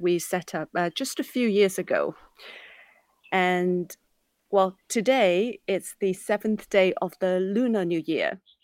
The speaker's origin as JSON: {"language": "English", "country": "Hong Kong", "tie": "born or raised there", "said": "growing up in Hong Kong"}